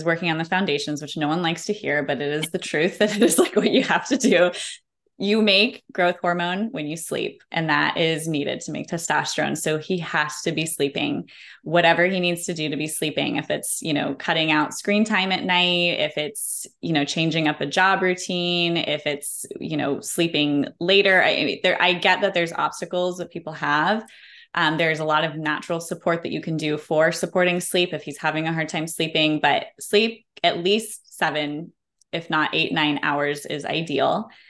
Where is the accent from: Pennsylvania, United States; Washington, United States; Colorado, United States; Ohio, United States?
Colorado, United States; we call them goat heads growing up in Colorado